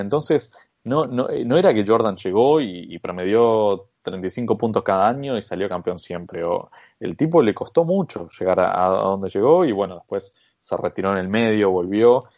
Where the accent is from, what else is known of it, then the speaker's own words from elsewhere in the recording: Argentina; yo como argentino